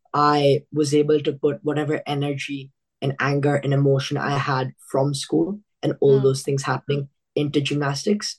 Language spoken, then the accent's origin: English; Australia; Being like an Indian kid here